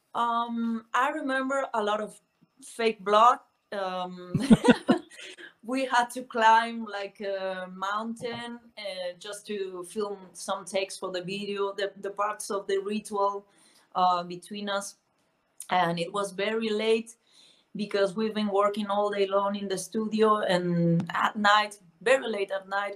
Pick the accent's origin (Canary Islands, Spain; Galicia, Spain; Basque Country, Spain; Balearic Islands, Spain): Galicia, Spain; A Coruña; English is a second language; moved away as an adult; now in Madrid, Spain; I was born in the northwest of Spain in a very small um, town called La Coruña, and I moved to Madrid like uh, ten years ago or so